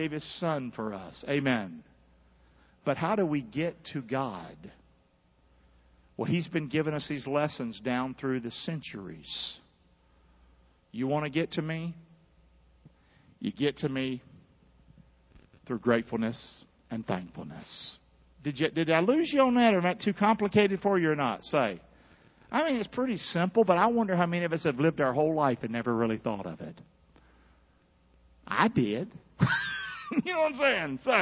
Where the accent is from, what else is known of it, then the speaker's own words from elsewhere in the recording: Carolina, United States; I grew up in Carolina